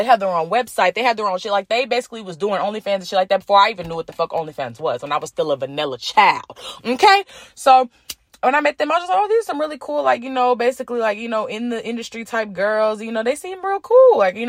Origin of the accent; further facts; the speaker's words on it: Alabama, United States; I'm from Alabama.